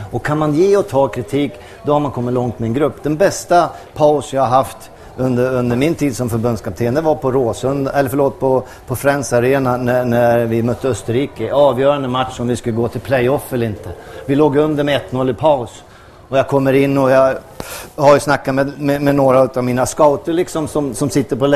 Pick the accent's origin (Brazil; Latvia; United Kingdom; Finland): Brazil; Jag kommer ju från Brasilien.